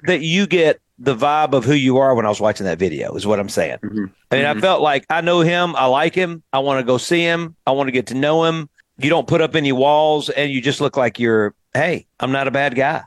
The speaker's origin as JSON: {"language": "English", "region": "Mississippi Delta", "country": "United States", "tie": "born or raised there", "said": "I grew up in the Mississippi Delta"}